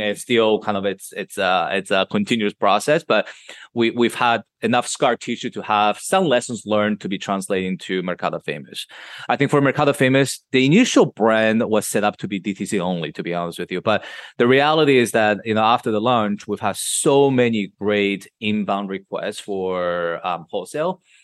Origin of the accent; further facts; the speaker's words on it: Madrid, Community of Madrid, Spain; moved away as an adult; now in New York, United States; I was raised in Madrid, which is the capital, right in the middle of Spain